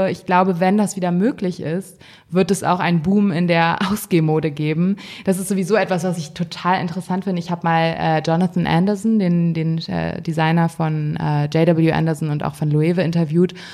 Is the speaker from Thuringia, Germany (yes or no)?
no; Hamburg, Germany; Also ich finde, Berlin ist schon eine sehr freie Stadt und ich komme ja aus Hamburg, ähm, wo man schon mal ein bisschen komisch angeguckt wird